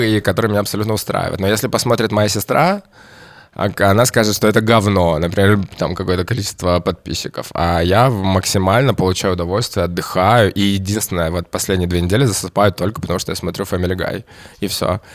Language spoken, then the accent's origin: Russian; Kamchatka Krai, Russia; Я родился на Камчатке